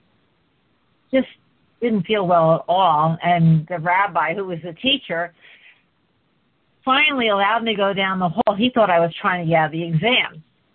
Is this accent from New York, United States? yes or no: yes; Port Jervis, New York, United States; moved away as an adult; I was born in Port Jervis, New York. My dad was born there. And I lived there until I finished college.